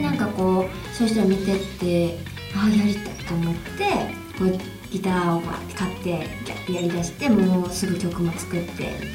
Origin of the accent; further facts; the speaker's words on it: Ako, Hyogo, Japan; moved away as an adult; now in Osaka, Japan; 地元兵庫県なんですけど、はい、兵庫県の阿古っていうとこで